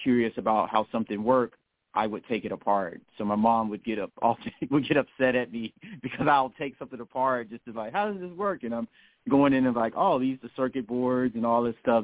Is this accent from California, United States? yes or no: no; Chicago, Illinois, United States; I was born and raised originally in the South Shore area, and then we moved to Jeffrey Manor, where I spent most of my years at, so South Side, Southeast Side.